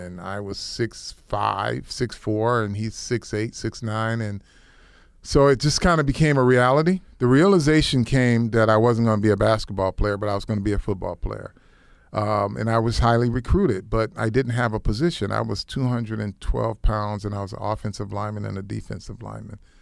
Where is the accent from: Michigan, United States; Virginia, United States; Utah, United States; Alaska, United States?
Michigan, United States; Flint; I grew up in Flint, Michigan, uh, little town